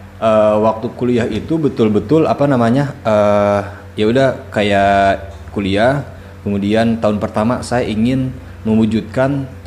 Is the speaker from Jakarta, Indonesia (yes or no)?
no; Bandung, West Java, Indonesia; moved away; also born or lived in Raja Ampat, Papua; aslinya dari Bandung